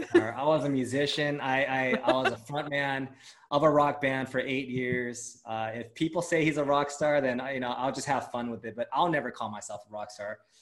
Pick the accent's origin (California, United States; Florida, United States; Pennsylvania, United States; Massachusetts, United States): California, United States; Los Angeles; first language Japanese; also born or lived in Japan; growing up in LA, being uh, being Asian American is like the norm